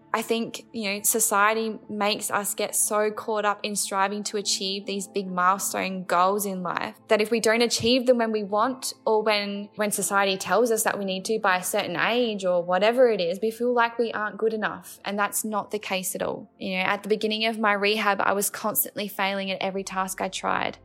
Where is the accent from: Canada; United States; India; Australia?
Australia; Adelaide, South Australia; I'm from Adelaide in South Australia